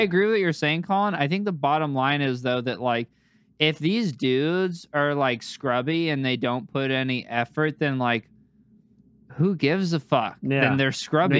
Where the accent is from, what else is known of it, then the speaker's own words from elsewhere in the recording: California, United States; I'm from California.